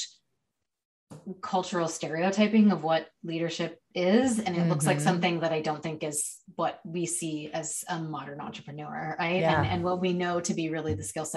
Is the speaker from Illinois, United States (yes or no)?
yes; Chicago, Illinois, United States; now in Seattle, United States; I was born in Chicago